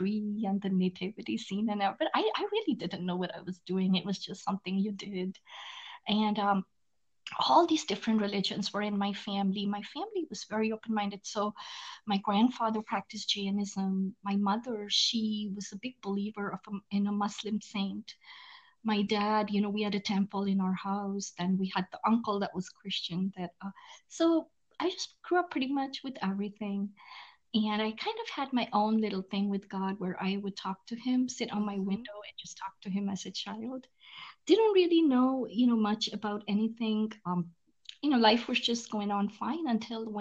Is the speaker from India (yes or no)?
yes; India; moved away as an adult; now in United States; I was born and raised in India. I moved to the US when I was 19 years old